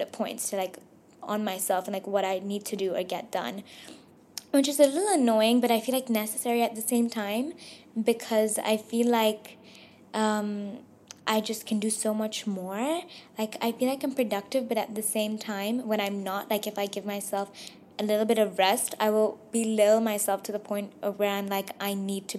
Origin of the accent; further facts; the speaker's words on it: Dubai, United Arab Emirates; I was born and raised in Dubai, but I am Pakistani